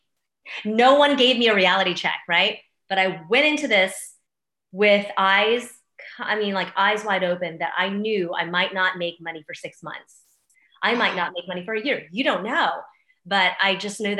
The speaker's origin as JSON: {"language": "English", "town": "Houston", "region": "Texas", "country": "United States", "tie": "born or raised there", "moved": "as an adult", "said": "my hometown of Houston. I mean, I grew up here. This is my city."}